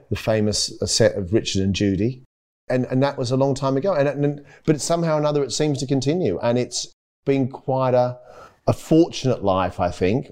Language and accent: English; Maitland, New South Wales, Australia; also born or lived in Eaglevale; growing up in Australia and back gardens and, and, you know, living in Maitland